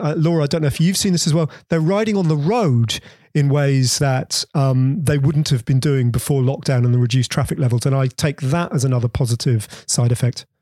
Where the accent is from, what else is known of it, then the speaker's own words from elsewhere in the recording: Bedford, East of England, United Kingdom; we had a little backyard where I grew up in Bedford